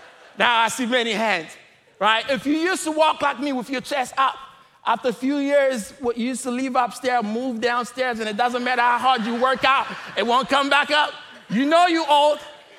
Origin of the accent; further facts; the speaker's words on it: DR Congo; I am originally from the Democratic Republic of Congo.